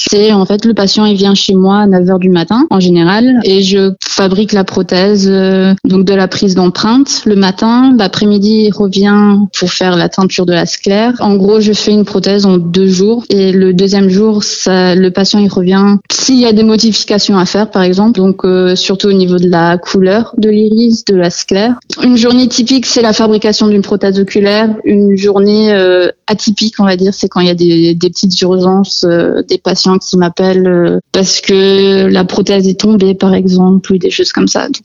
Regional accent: United States; born there; Je suis née aux États-Unis et euh, donc le meilleur ami à mon père est oculariste aux États-Unis à Dallas, au Texas.

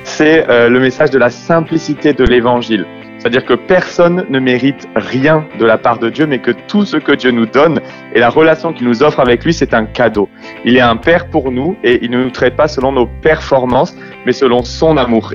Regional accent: France; moi je suis né en France, j'ai la culture très française

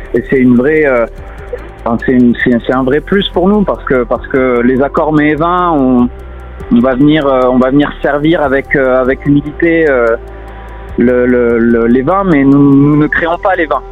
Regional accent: south of France, France; also born or lived in Montpellier; now in Paris, France; Je suis originaire du, sud de la France

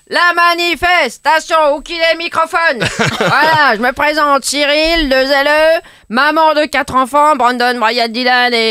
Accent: France; Premio, je suis française, donc je râle.

